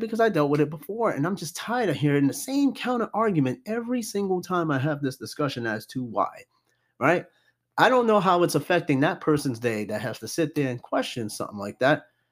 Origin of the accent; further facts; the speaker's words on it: New York City, New York, United States; I grew up around Corona, Queens.